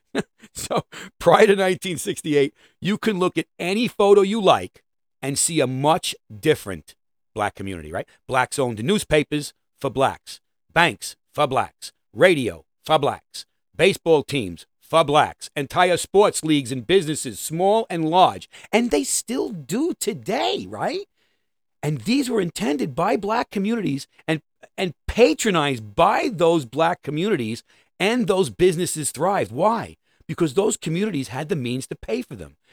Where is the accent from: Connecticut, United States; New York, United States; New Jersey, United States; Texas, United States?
New York, United States; New York City; I'm a New Yorker.